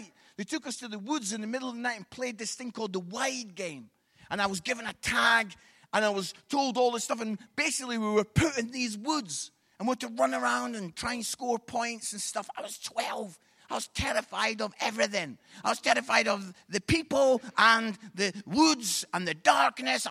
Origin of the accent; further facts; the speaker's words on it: Edinburgh, Scotland, United Kingdom; I'm from Edinburgh.